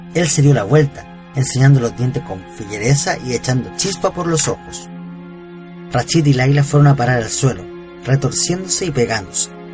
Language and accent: Spanish; Chile; de Chile